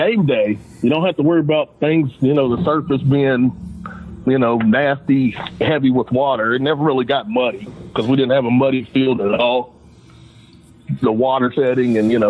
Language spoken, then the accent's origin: English; Charleston, West Virginia, United States; growing up on the West Side.